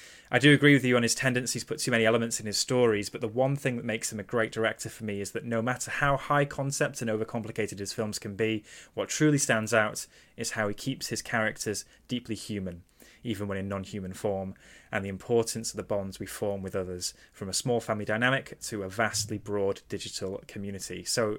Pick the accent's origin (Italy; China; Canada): Italy; English is a second language; I grew up in Italy watching Digimon on TV before school, and that's what sparked my interest in anime.